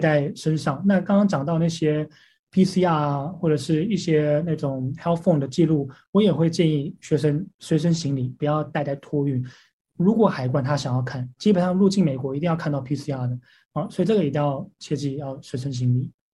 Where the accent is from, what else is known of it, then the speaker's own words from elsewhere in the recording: Taiwan; moved away; 我说来自台湾